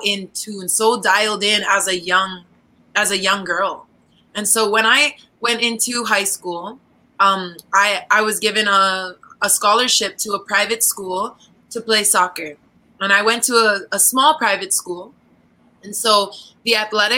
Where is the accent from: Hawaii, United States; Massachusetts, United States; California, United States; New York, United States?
Hawaii, United States; Oahu; moved away as an adult; now in Philippines; I'm from the island of Oahu in the islands of Hawaii.